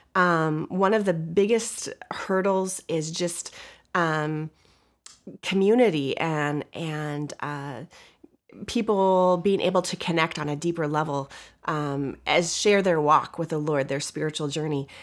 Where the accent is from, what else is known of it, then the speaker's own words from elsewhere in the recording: Montana, United States; moved away as an adult; now in Midwest, United States; I'm from Montana, and we've lived in the Midwest the past twenty-six years since we've been married